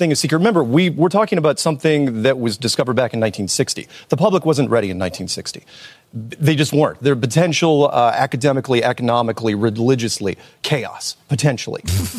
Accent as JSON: {"language": "English", "country": "United States", "said": "I'm an American."}